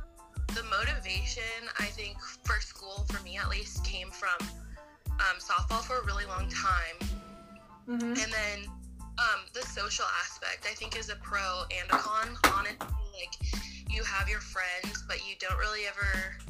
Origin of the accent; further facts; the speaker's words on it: Lakewood, Colorado, United States; I'm from Lakewood, Colorado.